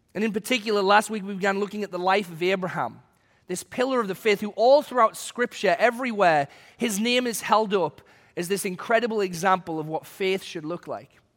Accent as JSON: {"language": "English", "region": "England", "country": "United Kingdom", "tie": "born or raised there", "moved": "yes", "said": "when I was a kid growing up in England"}